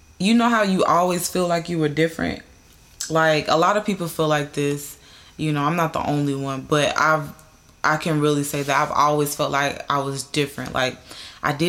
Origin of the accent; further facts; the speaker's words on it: North Carolina, United States; moved away as an adult; now in California, United States; I'm originally from North and South Carolina. I was born in South Carolina, raised in North Carolina